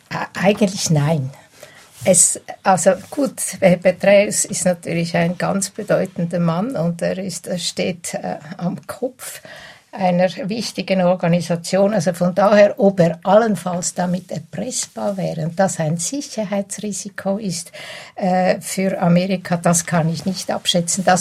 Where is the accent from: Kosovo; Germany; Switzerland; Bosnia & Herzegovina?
Switzerland; Hoffentlich auch bei uns in der Schweiz werden es künftig schwerer haben.